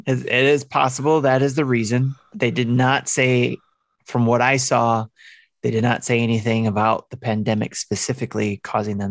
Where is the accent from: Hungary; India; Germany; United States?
United States; Detroit, Michigan; I'm from the Motor City